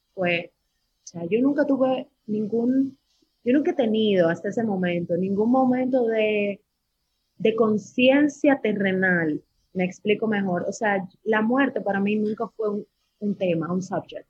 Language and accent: Spanish; Dominican Republic; nací en República Dominicana y esa vaina no deja aquí